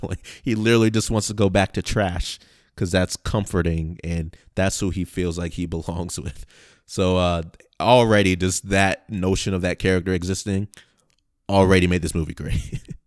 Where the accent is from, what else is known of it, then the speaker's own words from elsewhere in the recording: Rochester, New York, United States; moved away as an adult; When I left my hometown, you know, in Rochester, New York